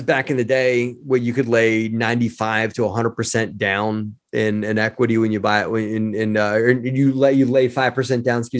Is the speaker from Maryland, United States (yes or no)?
yes; Baltimore, Maryland, United States; you know, I grew up in Baltimore, Maryland. You know, just did the whole thing in Baltimore.